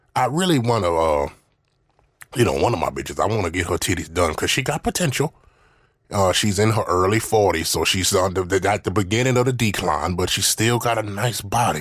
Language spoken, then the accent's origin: English; Mississippi, United States; I'm from the South